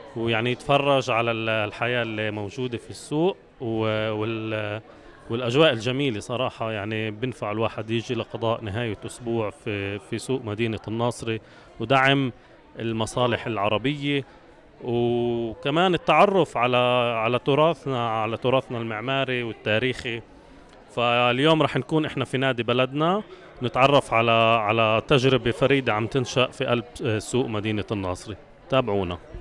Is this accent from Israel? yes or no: yes; Israel; بنعيشه كفلسطينيين في الداخل في أراضي 48